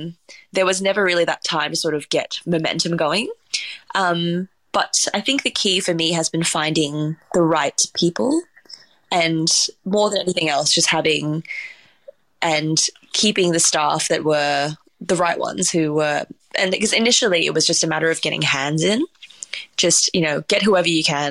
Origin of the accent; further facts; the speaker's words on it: Singapore; born there; We're a very mixed family. I was born in Singapore as well.